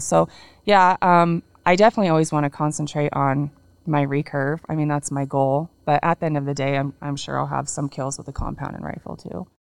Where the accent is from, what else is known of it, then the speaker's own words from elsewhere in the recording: Washington, United States; we're both from Washington. Mm-hmm. Um, his family is on the east side, mine's on the west, so we live close to my family